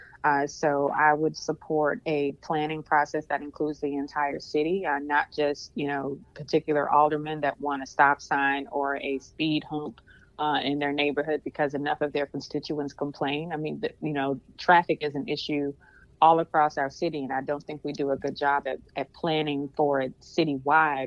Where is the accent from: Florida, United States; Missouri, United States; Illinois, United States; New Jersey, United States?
Missouri, United States; St. Louis; I was born and raised in North St. Louis